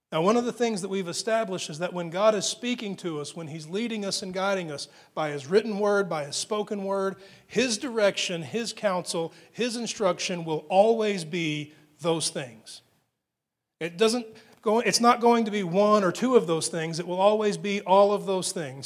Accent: Texas, United States; being an American and especially being a Texan

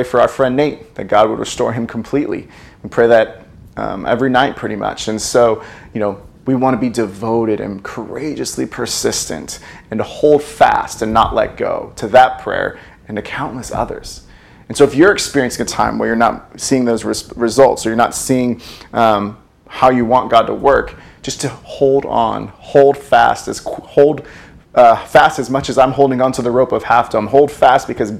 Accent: United States; We are in a foreign country. We are, we're American.

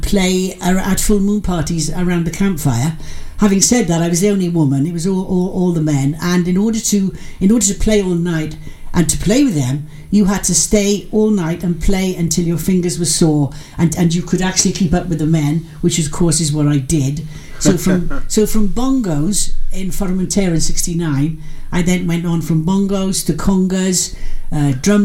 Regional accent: Pendine, Wales, United Kingdom; I was born in Pendine, and consequently I was in sea every day

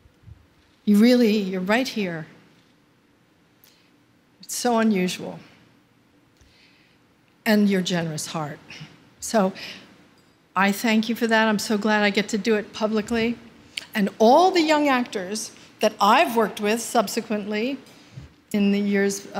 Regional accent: New Jersey, United States; from New Jersey, which I am

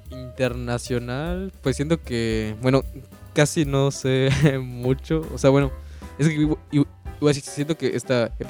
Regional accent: Mexico; Y en el contexto como mexicano o, local, también veo que hay muchos artistas

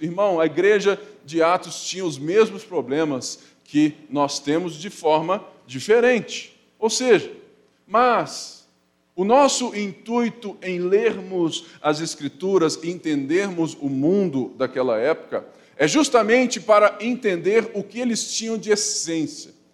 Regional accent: Brazil; nós somos brasileiros, mestiços

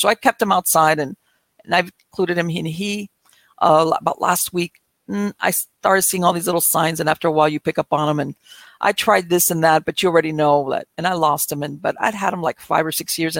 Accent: Miami, Florida, United States; moved away as an adult; now in North Florida, United States; I was born and raised in Miami.

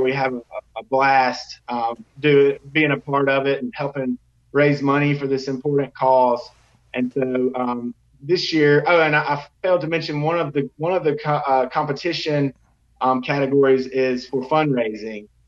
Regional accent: Tuscaloosa, Alabama, United States; I'm actually from Tuscaloosa, um, born and raised

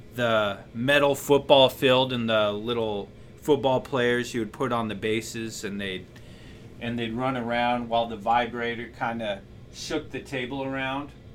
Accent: Wyoming, United States; moved away; my home state, my birth state

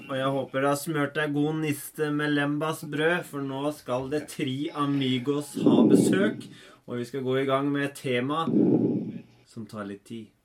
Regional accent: Denmark; eh, jeg er dansk, ja.

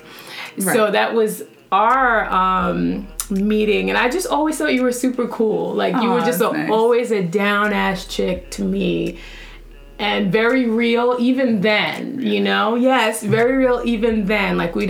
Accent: Bronx, New York, United States; So, how I met Myesha was like way back in middle school. I came from the Bronx.

